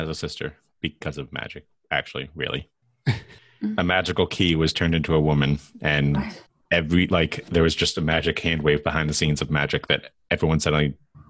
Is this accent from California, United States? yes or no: no; Boston area, Massachusetts, United States; I was born in Boston, about an hour away. But the house I grew up in... Sorry, the house I grew up in is the house I'm in right now. But the house I was born into is about 10 minutes that way. I was there till I was about 2.5, 3.